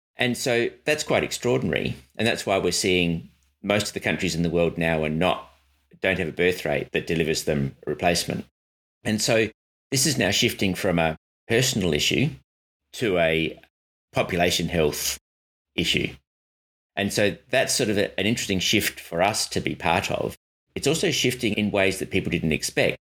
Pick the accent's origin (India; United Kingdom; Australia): Australia; Adelaide, South Australia; Adelaide, my hometown